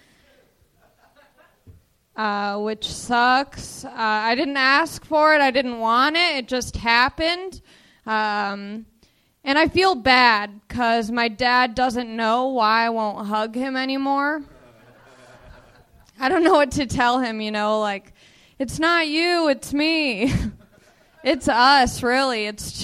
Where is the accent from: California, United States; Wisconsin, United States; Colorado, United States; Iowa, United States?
California, United States; Long Beach; I'm from Long Beach